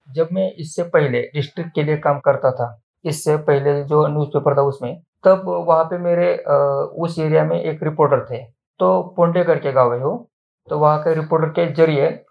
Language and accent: Hindi; Naigaon's district, Maharashtra, India; ये तो हमारे गांव के हमारे जिले में हो गया